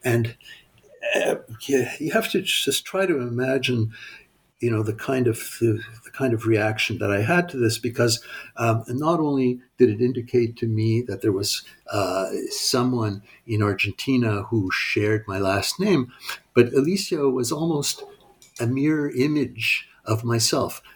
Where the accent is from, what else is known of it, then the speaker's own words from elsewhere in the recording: Montreal, Quebec, Canada; also born or lived in United States; I grew up in Montreal